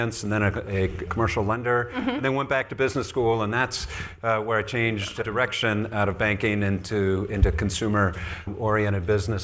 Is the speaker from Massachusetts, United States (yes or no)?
no; Indianapolis, Indiana, United States; now in Chicago, United States; I grew up in Indianapolis, the first part of my life.